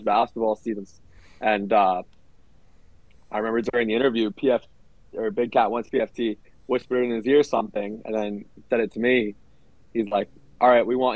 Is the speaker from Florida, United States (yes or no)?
yes; Weston, Florida, United States; moved away as an adult; I grew up in South Florida, Fort Lauderdale suburb called Weston